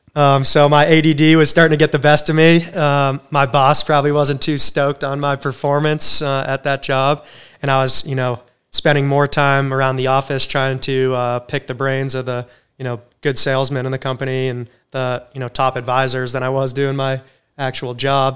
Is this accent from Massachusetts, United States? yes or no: yes; Cape Cod, Massachusetts, United States; now in Charleston, United States; I grew up in Cape Cod, Massachusetts